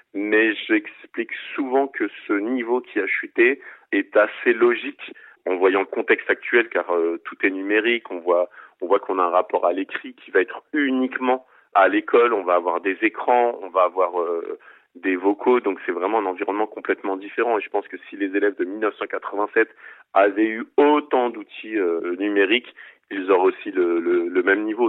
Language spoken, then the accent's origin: French; Seine-Saint-Denis, Île-de-France, France; je suis natif de Seine-Saint-Denis, je réside toujours en Seine-Saint-Denis.